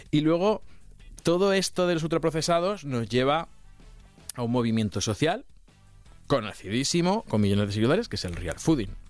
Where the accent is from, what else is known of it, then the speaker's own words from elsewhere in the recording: Castilla-La Mancha, Spain; yo soy de Castilla-La Mancha.